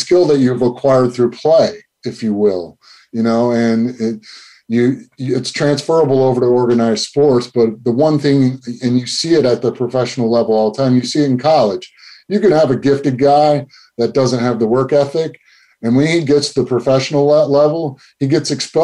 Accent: Flint, Michigan, United States; growing up in Michigan, I grew up in Flint

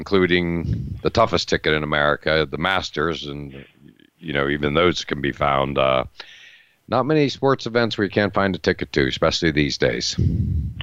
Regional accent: Pennsylvania, United States; where I grew up in Pennsylvania

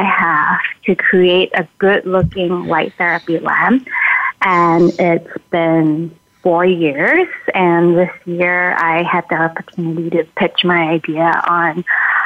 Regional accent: Malaysia; now in Minnesota, United States; I'm originally from Malaysia

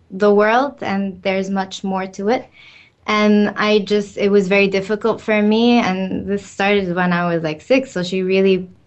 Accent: Cairo, Cairo Governorate, Egypt; moved away; so I'm from Egypt. My family is Egyptian. Uh, I've lived there most of my life, and in Cairo, where I lived

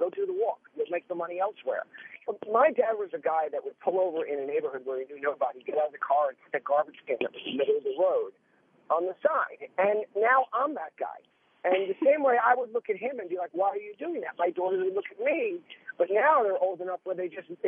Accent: New York, United States; I'm a New Yorker

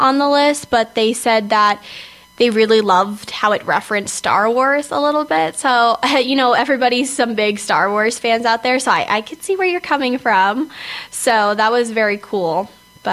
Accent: California, United States; I'm from California

